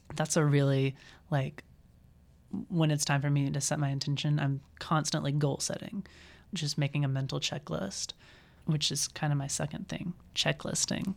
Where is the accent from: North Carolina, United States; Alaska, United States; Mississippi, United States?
Mississippi, United States; moved away as an adult; now in Iowa, United States; I'm from Mississippi